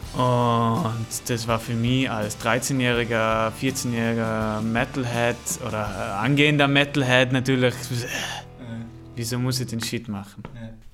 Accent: Ehenbichl, Tyrol, Austria; accent: Tyrolean; now in Vorarlberg, Austria; ich wurde geboren in einem Ort, der heißt Ehenbichel.

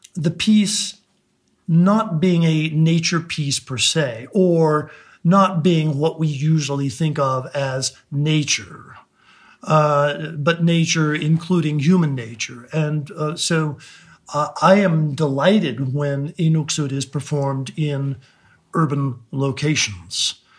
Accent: Alaska, United States; moved away; Alaska is my home in the in the deepest sense, although I now live elsewhere. I will always identify as as an Alaskan

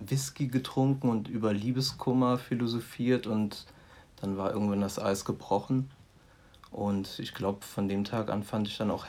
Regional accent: Neuwied, Rhineland-Palatinate, Germany; born or raised there; also born or lived in Andernach

